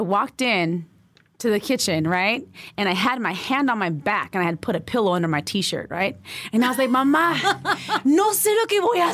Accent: La Puente, California, United States; also born or lived in Boyle Heights, East Los Angeles; I was born in East L.A., Boyle Heights, and then I was raised in La Puente

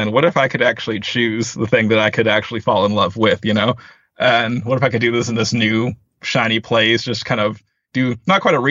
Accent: Northern Virginia, United States; moved away as an adult; also born or lived in Arlington, Virginia / Washington, D.C.; now in California, United States; I grew up in Northern Virginia. I've lived in like, you know, the Arlington, D.C. kind of metro area my entire life

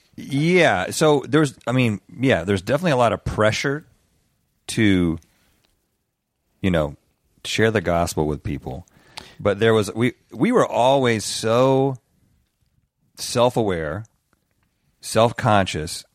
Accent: the South, United States; growing up in the South

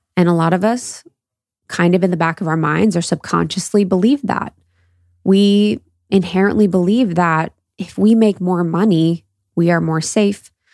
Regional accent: Midwest, United States; my experience of growing up in the Midwest

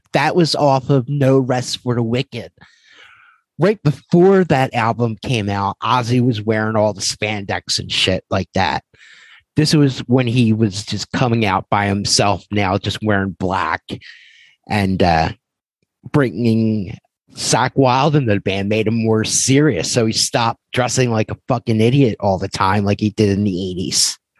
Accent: Philadelphia, Pennsylvania, United States; I remember growing up in Philadelphia, and … had a buzz before they were on MTV. And it was like, oh my God, like these guys are from where I'm from and they're on MTV.

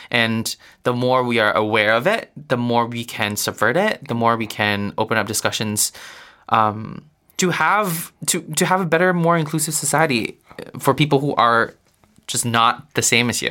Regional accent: Singapore; moved away as an adult; now in New York, United States; I grew up in Singapore

